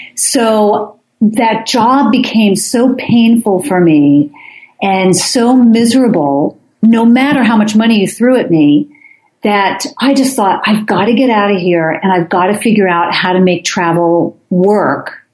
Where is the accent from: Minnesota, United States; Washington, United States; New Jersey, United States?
New Jersey, United States; moved away; I grew up in New Jersey